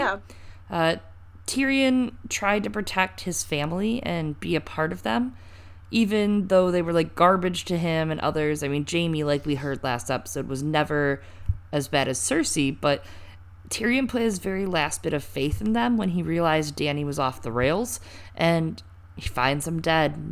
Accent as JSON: {"language": "English", "region": "Michigan", "country": "United States", "tie": "born or raised there", "said": "I'm from Michigan. That's true. I I, I was born in Michigan"}